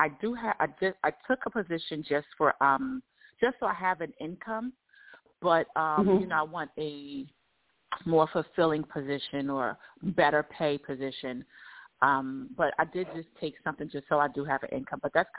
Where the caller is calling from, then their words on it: Georgia, United States; I'm calling from Georgia.